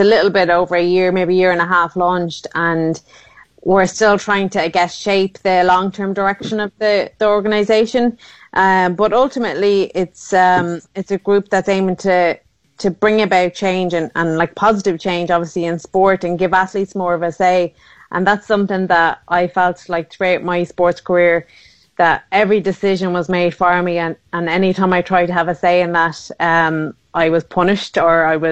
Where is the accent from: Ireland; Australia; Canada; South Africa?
Ireland; Sligo, Connacht; where I grew up in Sligo town